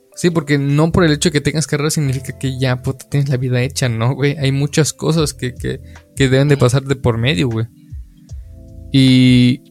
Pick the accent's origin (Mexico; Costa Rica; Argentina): Mexico; como mexicanos eh, vemos